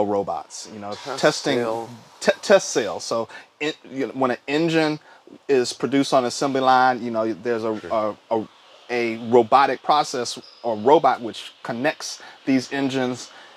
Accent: Texas, United States; moved away; also born or lived in Indiana / Tennessee / Charlotte, North Carolina; I'm originally from Texas

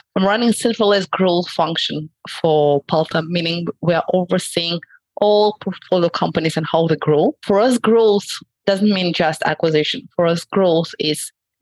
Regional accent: Tel Aviv, Tel Aviv District, Israel; I'm from Tel Aviv, Israel

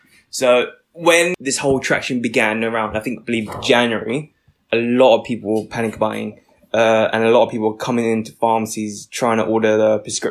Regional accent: London, United Kingdom; I'm a British-born Vietnamese pharmacist

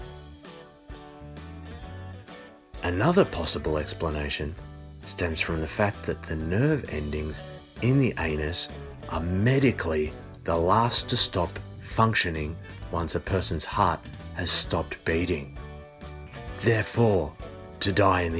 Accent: Australia; I'm from Australia

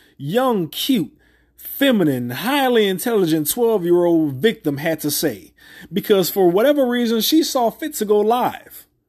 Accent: New Orleans, Louisiana, United States; I grew up near the St. Thomas Projects. Near. Not in, but near.

